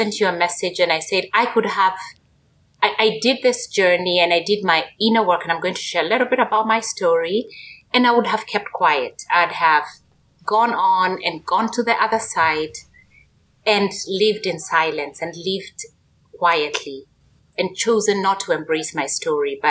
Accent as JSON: {"language": "English", "country": "Kenya", "tie": "born or raised there", "moved": "as an adult", "said": "born and raised in Kenya, in Africa"}